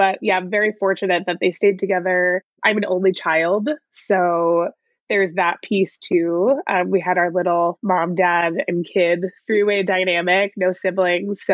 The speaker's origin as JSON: {"language": "English", "town": "Nyack", "region": "New York", "country": "United States", "tie": "born or raised there", "moved": "yes", "lives_now": "San Francisco, United States", "said": "I grew up in New York, in Nyack, New York, a small town on the Hudson"}